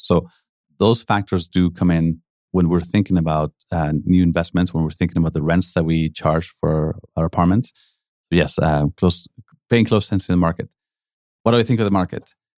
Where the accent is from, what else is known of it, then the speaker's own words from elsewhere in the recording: Mexico City, Mexico; moved away as an adult; also born or lived in Calgary, Canada / Spain; now in Vancouver, Canada; I grew up in Mexico, uh, came here to university